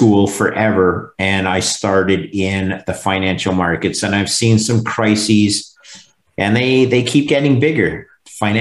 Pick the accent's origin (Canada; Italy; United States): Canada; Montreal, Quebec; that's my hometown